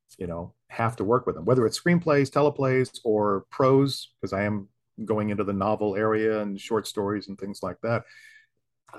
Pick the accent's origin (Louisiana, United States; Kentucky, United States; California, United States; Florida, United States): Florida, United States; St. Augustine; moved away; my hometown, St. Augustine